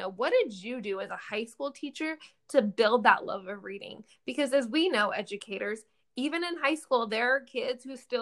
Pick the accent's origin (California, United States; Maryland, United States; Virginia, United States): California, United States; Danville; I grew up in Danville, California